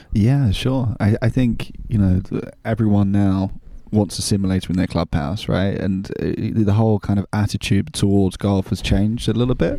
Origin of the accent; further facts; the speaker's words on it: London, United Kingdom; moved away as an adult; now in France; when I was a kid, growing up in London, my part of London was in Kent County